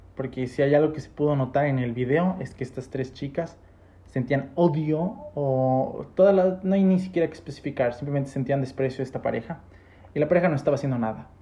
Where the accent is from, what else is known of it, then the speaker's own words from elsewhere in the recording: Ecuador; nosotros de Ecuador